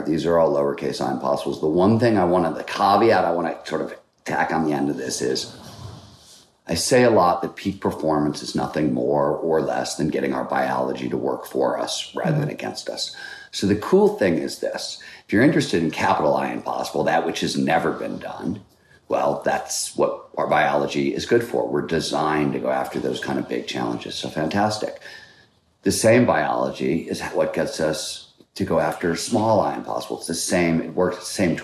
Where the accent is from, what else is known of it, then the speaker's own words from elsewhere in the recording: Cleveland, Ohio, United States; I grew up in Cleveland, Ohio